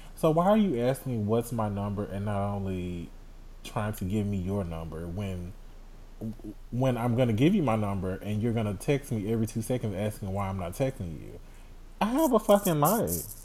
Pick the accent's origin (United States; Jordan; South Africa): United States; Houston, Texas; I'm from Houston